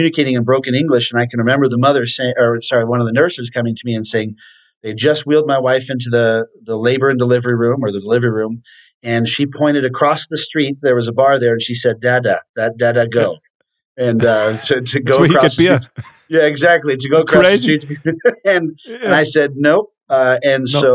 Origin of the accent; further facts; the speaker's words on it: Tucson, Arizona, United States; also born or lived in Venezuela / South Korea; I was born and raised here in Tucson, Arizona, in a big family